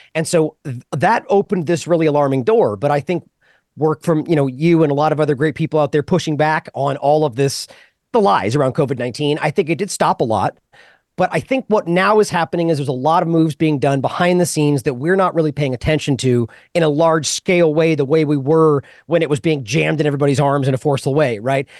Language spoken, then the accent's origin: English; United States; I'm an American